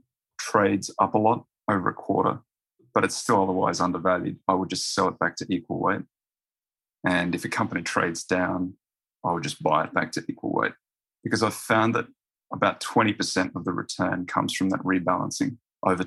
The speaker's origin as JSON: {"language": "English", "town": "Roma", "region": "Queensland", "country": "Australia", "also_born_or_lived": "Brisbane", "moved": "as an adult", "said": "Roma in Western Queensland, and then UQ."}